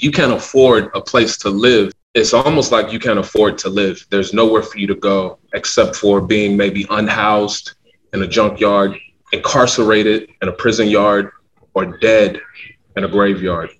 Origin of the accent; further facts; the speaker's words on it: Louisville, Kentucky, United States; I'm originally from the Parkland neighborhood